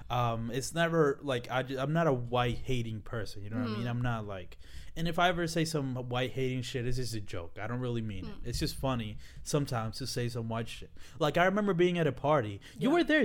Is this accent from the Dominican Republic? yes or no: yes; Dominican Republic; now in United States; the fact that I came from the Dominican Republic, came to this country, is something that I'm just, I don't see what the problem is.